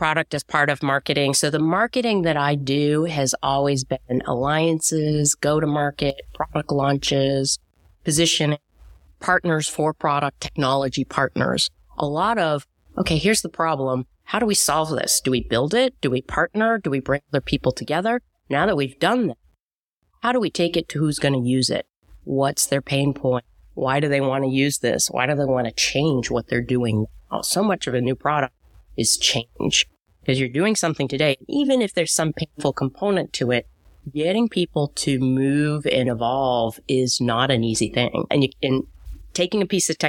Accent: Goffstown, New Hampshire, United States; I grew up in New Hampshire, Goffstown, New Hampshire

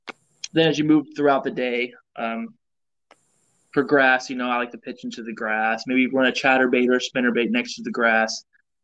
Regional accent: Indiana, United States; Especially me, I'm coming from Indiana, and like, this is the first time I've been around alligators as well.

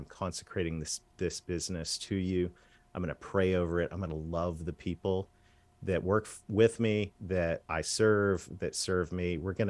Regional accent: Canada; I did. Oh, yes, I'm a Canadian kid that married a Southern girl.

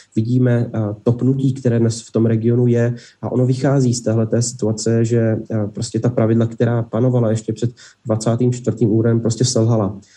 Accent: Czechia; já jako Čech

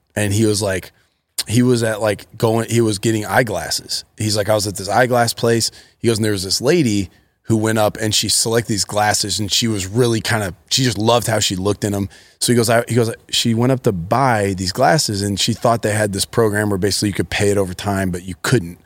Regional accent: Akron, Ohio, United States; I grew up in Akron, Ohio.

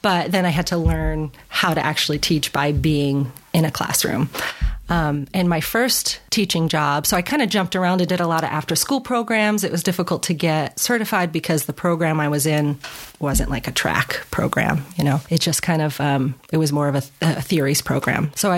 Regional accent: New York, United States; also born or lived in Alaska / Washington / Arizona / California; So I am from New York originally, and I've kind of lived all over the place. I lived in Alaska, in Washington State, in Arizona, California.

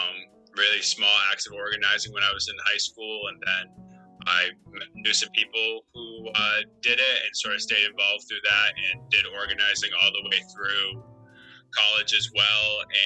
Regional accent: Monmouth, Maine, United States; I'm born and raised, I was born in Monmouth, Maine, grew up in Monmouth, Maine, small town near Augusta, graduated from Monmouth Academy, went to Colby College, and, I've been in Maine my whole life

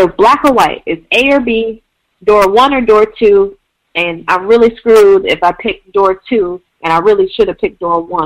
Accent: Midwest, United States; moved away as an adult; also born or lived in Washington, D.C.; now in Portland, United States; I'm originally from the Midwest and lived in D.C. for the past 4 or 5 years

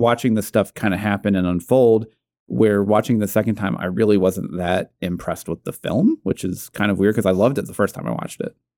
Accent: Natick, Massachusetts, United States; I'm from Natick

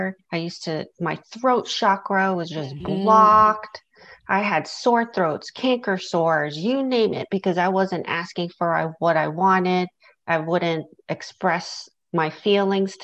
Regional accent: New York, United States; now in Southern United States; where I grew up in New York, people were nosy and they would ask you a lot of questions. And I live in the South now

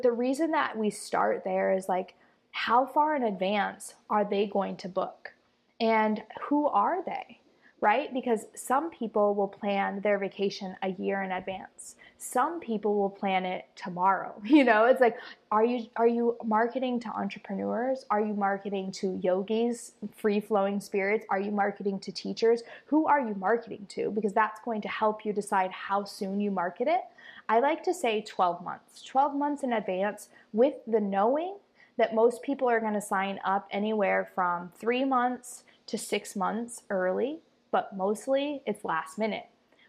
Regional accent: Costa Rica; and now mostly here in Costa Rica, my home country that I tried to leave, and it just keeps calling me back.

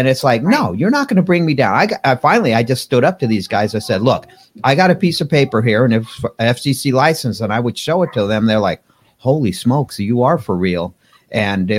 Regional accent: Pasadena, California, United States; I grew up in Pasadena, California.

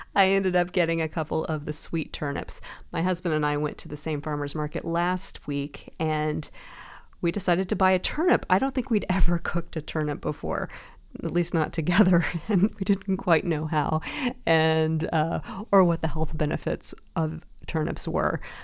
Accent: the South, United States; I grew up in the South

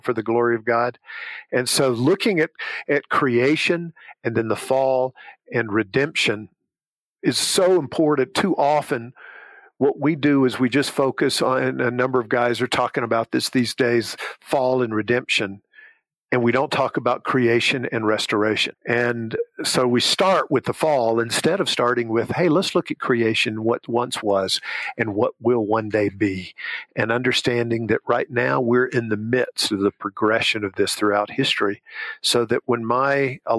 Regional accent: Southern Alabama, United States; I grew up in Southern Alabama

